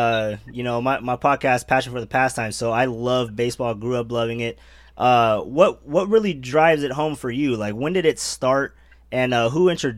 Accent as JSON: {"language": "English", "area": "Bay Area", "region": "California", "country": "United States", "said": "being that I'm from the Bay Area"}